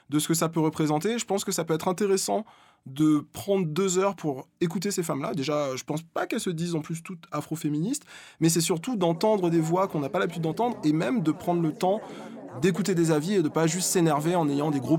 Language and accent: French; France; quand on me disait tu viens d'où et que je répondais je suis française